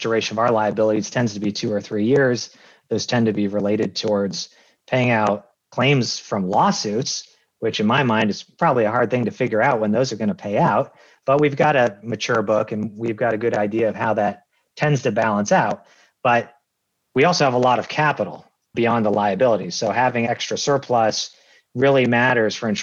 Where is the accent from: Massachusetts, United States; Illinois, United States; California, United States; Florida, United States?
Massachusetts, United States; moved away as an adult; also born or lived in Lancaster, Pennsylvania; I'm from Massachusetts. I went back to Massachusetts